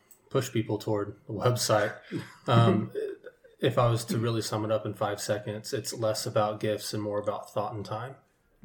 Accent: Midwest, United States; you're born and raised in the Midwest

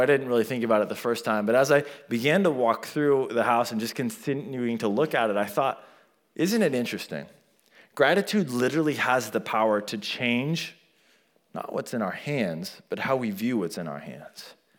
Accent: United States; I was born in America

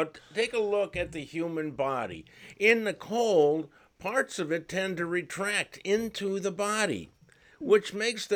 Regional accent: Cleveland, Ohio, United States; my hometown of Cleveland, Ohio

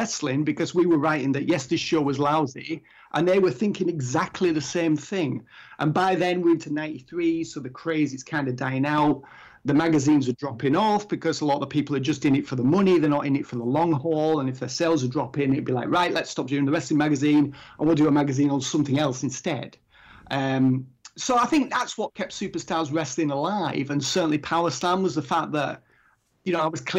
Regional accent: England, United Kingdom; I'm English

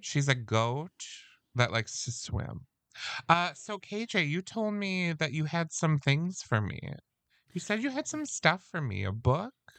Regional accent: Midwest, United States; we're from the Midwest

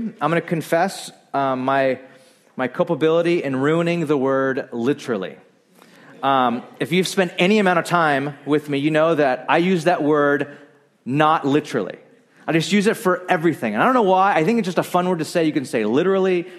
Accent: Bakersfield, California, United States; I grew up in Bakersfield, a very conservative, great town

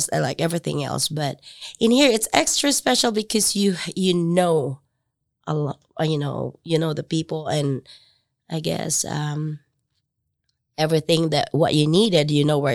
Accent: southern Philippines, Philippines; moved away as an adult; also born or lived in Huntington, Indiana; now in Marion, United States; I was raised Methodist in the Philippines

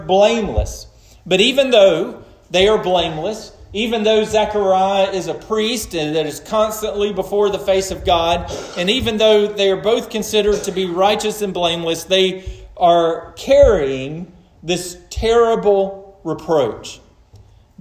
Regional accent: United States; as American Christians

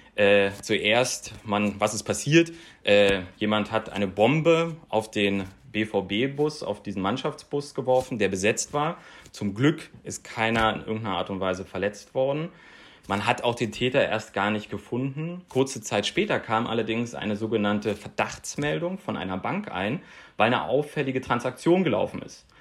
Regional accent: Berlin, Germany; Aus Berlin

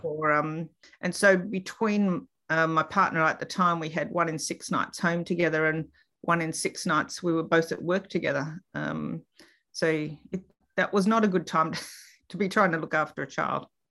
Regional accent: Melbourne, Victoria, Australia; also born or lived in Queensland; I grew up in Reservoir in Melbourne

